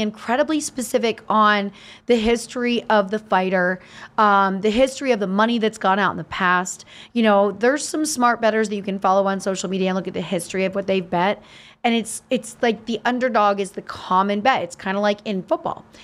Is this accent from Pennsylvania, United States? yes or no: yes; Easton, Pennsylvania, United States; growing up in Easton, Larry Holmes was so celebrated